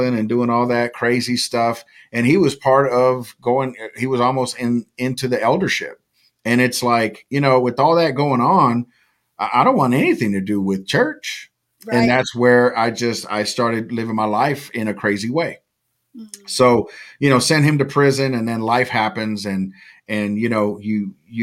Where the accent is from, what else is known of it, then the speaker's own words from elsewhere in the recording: California, United States; I was raised in California